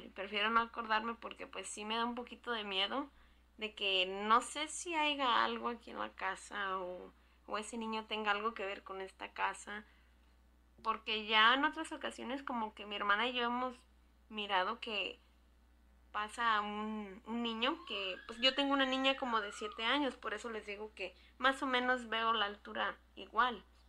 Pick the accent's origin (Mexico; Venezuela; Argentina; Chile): Mexico; Jalisco; now in California, United States; Soy proveniente de Jalisco y vivo en California.